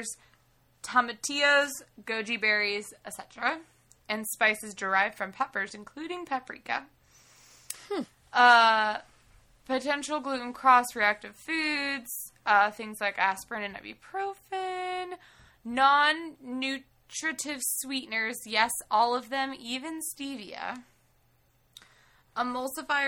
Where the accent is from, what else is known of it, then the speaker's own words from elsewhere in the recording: Idaho, United States; We're from Idaho